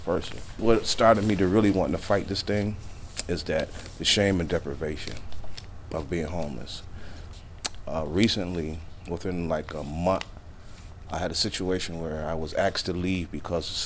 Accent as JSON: {"language": "English", "town": "Hartford", "region": "Connecticut", "country": "United States", "tie": "born or raised there", "said": "I was raised in Hartford, the eldest of four siblings"}